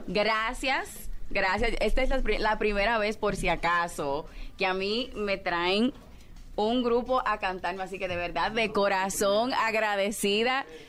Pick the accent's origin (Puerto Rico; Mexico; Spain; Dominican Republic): Dominican Republic; En la República Dominicana, que es de donde soy